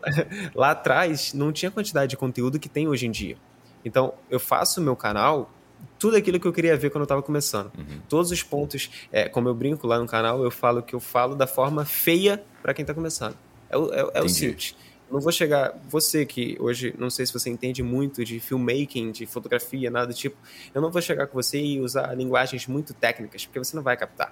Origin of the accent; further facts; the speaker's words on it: Rio de Janeiro, Brazil; eu sou do Rio de Janeiro